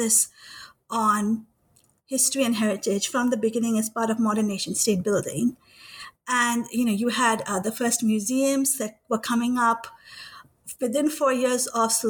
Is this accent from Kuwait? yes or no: yes; Kuwait; moved away; I grew up in Kuwait. And as a Pakistani